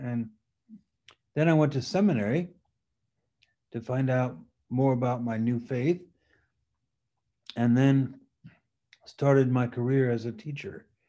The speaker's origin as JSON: {"language": "English", "town": "Paris", "region": "Île-de-France", "country": "France", "tie": "born or raised there", "also_born_or_lived": "New York / Geneva", "first_language": "French", "second_language": "English", "said": "So I grew up in Paris, going to French school, and French was really my first language. And then we spent 7 years in New York, and then 20 years in Geneva, Switzerland."}